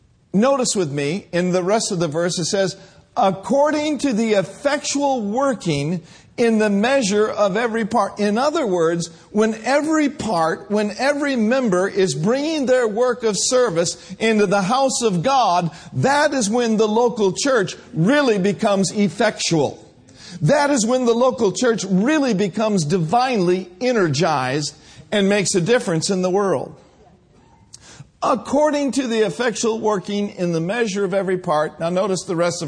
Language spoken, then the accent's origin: English; Minnesota, United States; now in California, United States; back in 1982, when Brenda and I came from Minnesota to California, we were just doing our best to follow the Lord.